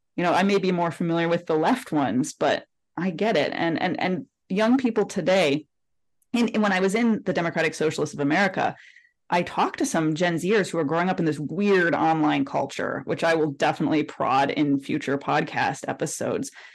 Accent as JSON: {"language": "English", "town": "Detroit", "region": "Michigan", "country": "United States", "said": "I'm from Detroit"}